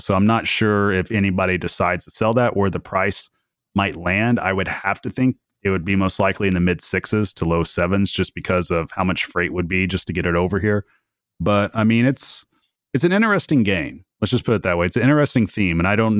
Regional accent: Oklahoma, United States; I'm from Oklahoma.

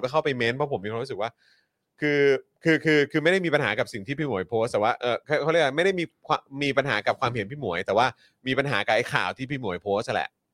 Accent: Thailand

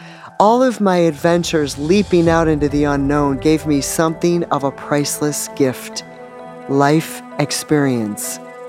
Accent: Northeast, United States; I'm from the Northeast originally, but in my lifetime have lived in all four corners of the continent and a few places in between.

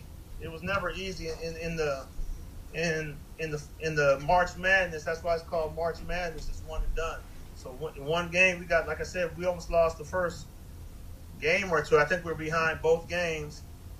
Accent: Arizona, United States; also born or lived in New Jersey; I grew up in Arizona.

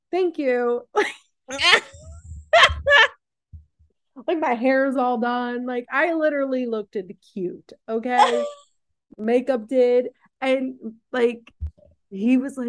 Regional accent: New York City, New York, United States; I'm a New Yorker who drives

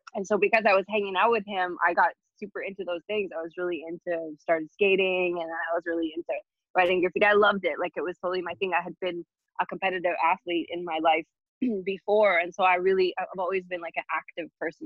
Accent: Alberta, Canada; born or raised there; now in Montreal, Canada

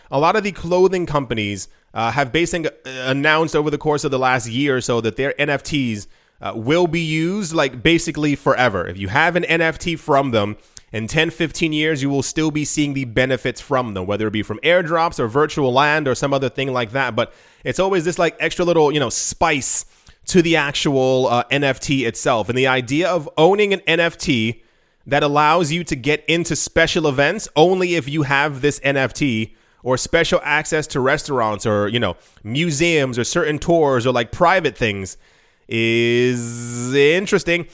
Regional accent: United States; I'm from the States

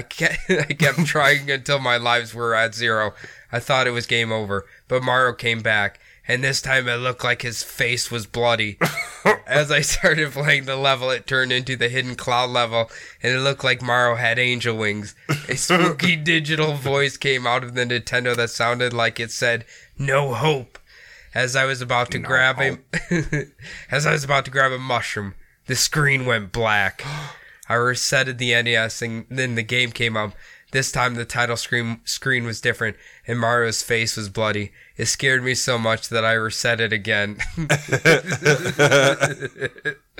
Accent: Iowa, United States; moved away; Growing up in Iowa

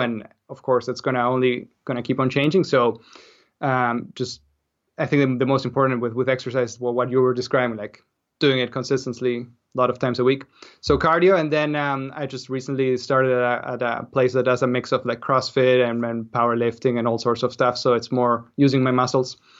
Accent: Argentina; moved away as an adult; also born or lived in Austria; now in Canada; I grew up in Argentina, but then I moved to, to Austria to study.

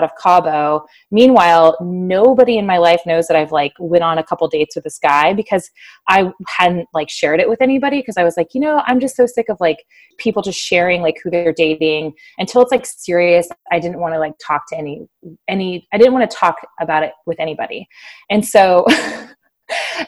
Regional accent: Santa Cruz, California, United States; moved away as an adult; now in Loudoun County, Virginia, United States; my hometown in Santa Cruz, California

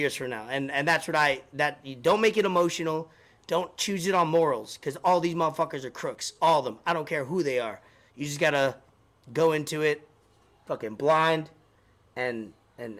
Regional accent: New York, United States; moved away; I'm from New York

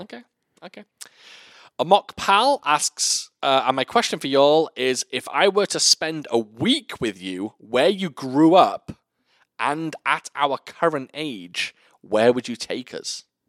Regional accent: North Wales, United Kingdom; I come from a small town in North Wales

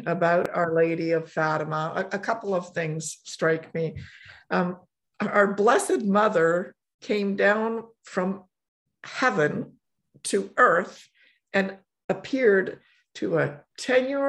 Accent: Poland; moved away; I was born in Poland and raised in a Catholic family

